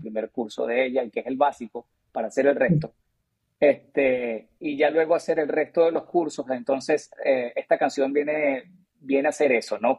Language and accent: Spanish; Caracas, Capital District, Venezuela; moved away; also born or lived in Mexico; yo nací en Caracas, Venezuela